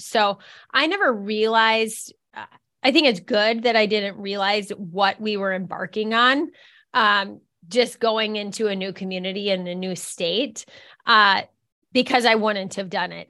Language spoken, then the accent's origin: English; Minneapolis, Minnesota, United States; moved away as an adult; now in Fargo, United States; I'm from Minneapolis, Minnesota